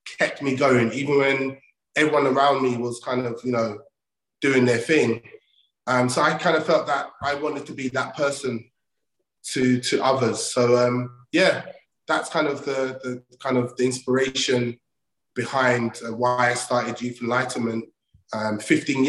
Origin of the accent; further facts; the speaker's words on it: London, United Kingdom; also born or lived in Old Kent Road, London; I'm from Southeast London. I grew up off the Oakent Road. My mum got married and moved to another area, and I grew up in Lewisham